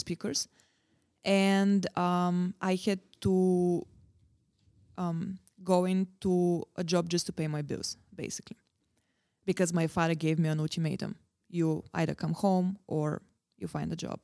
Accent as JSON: {"language": "English", "town": "Varna", "region": "Varna Province", "country": "Bulgaria", "tie": "born or raised there", "moved": "yes", "lives_now": "Prague, Czech Republic", "said": "Born and bred in Bulgaria"}